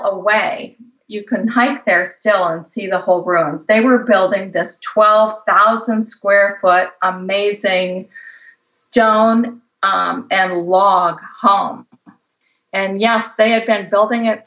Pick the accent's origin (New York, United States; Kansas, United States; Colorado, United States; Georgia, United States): Colorado, United States; now in California, United States; I grew up in Colorado